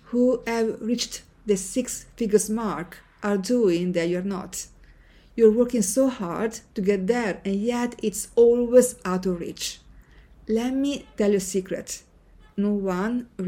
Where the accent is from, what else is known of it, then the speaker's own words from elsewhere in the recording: Senigallia, Marche, Italy; moved away as an adult; Growing up in Senigallia, a small town on the Italian coast